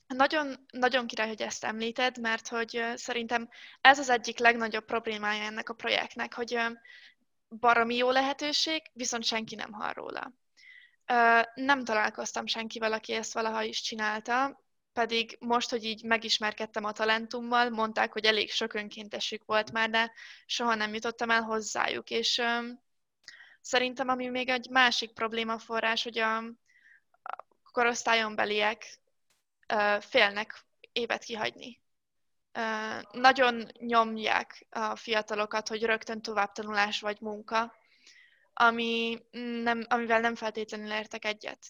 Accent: Szeged, Csongrád-Csanád, Hungary; moved away; Én otthon Szegeden

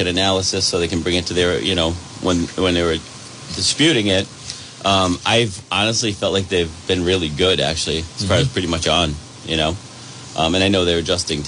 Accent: North Smithfield, Rhode Island, United States; also born or lived in Woonsocket; I was born right at Landmark on Cass Avenue

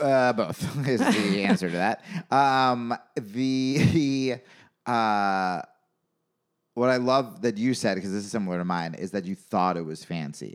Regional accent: New York, United States; I grew up in New York.

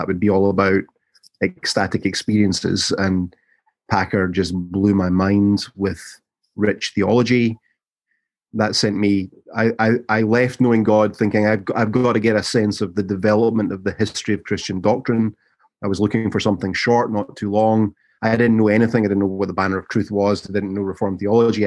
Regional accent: Glasgow, Scotland, United Kingdom; moved away as an adult; also born or lived in London / Columbus, Mississippi; now in Jackson, United States; I was born and raised in Glasgow in central Scotland

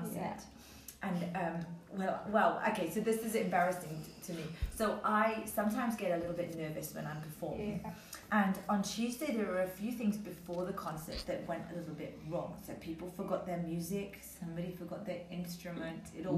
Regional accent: London, United Kingdom; moved away; I'm originally from London, in England

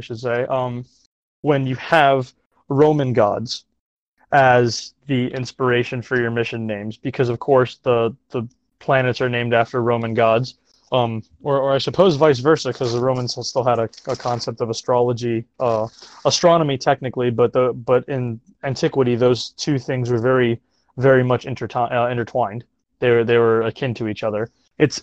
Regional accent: Florida, United States; growing up in Florida where the rocket launches happen out of Cape Canaveral

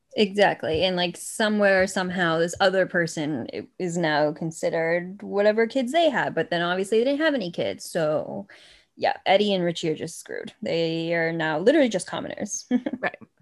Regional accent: Massachusetts, United States; we are from Massachusetts because we know how to pronounce Gloucester

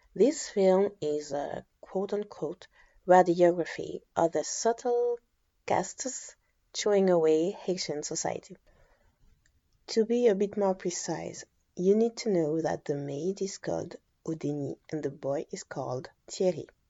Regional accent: Guadeloupe; also born or lived in France; I was born and raised in Guadeloupe

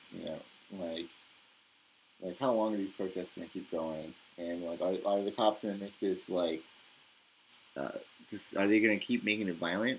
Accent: Victorville, California, United States; now in Mobile, United States; my hometown in Victorville

